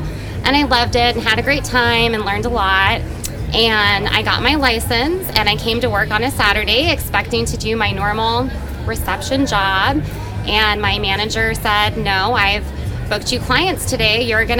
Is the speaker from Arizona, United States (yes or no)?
yes; Tucson, Arizona, United States; I'm from Tucson, Arizona